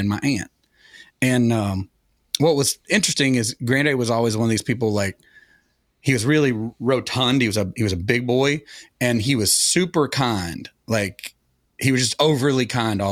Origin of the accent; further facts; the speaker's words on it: Sevierville, Tennessee, United States; moved away; also born or lived in Atlanta, Georgia; I grew up in Sevierville, which was really the big town